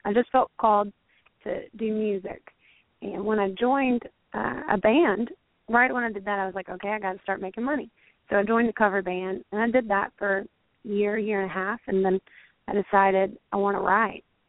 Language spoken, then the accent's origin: English; Alabama, United States; moved away; I'm from Alabama.